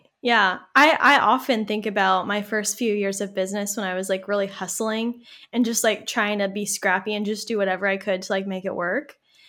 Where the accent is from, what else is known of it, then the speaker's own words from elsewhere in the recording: Malden, United States; a small little town in the suburbs. It is growing a little bit. Like it's getting bigger. That's my hometown. And I actually got a job doing marketing for the city of Malden.